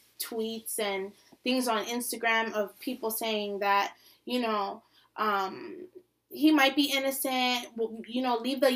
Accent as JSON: {"language": "English", "region": "New York", "country": "United States", "tie": "born or raised there", "said": "we grew up in New York"}